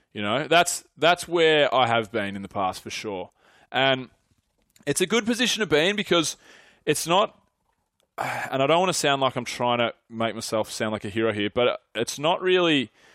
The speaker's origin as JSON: {"language": "English", "area": "Mornington Peninsula", "region": "Victoria", "country": "Australia", "tie": "born or raised there", "also_born_or_lived": "Melbourne", "moved": "as an adult", "lives_now": "Sydney, Australia", "said": "a lot of my mates that I grew up with are on the Mornington Peninsula"}